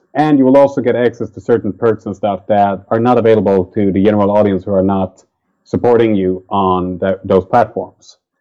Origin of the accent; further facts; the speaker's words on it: Sweden; It's a local festival to my hometown